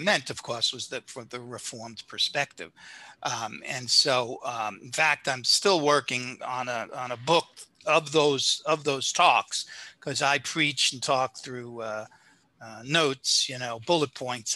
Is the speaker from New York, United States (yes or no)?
yes; New York City, New York, United States; accent: South Brooklyn; moved away as an adult; also born or lived in Tampa, Florida / Clearwater, Florida; now in Florida, United States; my wife and I, both from the Brooklyn, New York area. I guess you can tell by my accent that I, am a Southerner, you know, South Brooklyn